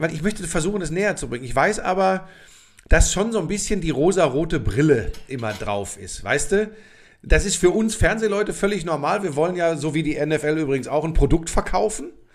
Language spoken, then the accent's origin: German; Germany; bei uns in Deutschland